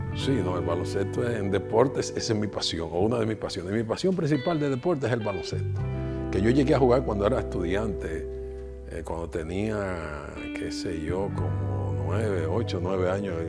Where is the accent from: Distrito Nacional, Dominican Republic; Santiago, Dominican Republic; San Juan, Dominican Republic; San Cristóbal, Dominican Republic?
Santiago, Dominican Republic; Santiago de los Caballeros; Yo soy santiaguero, de pura cepa, nacido cerquita del yaque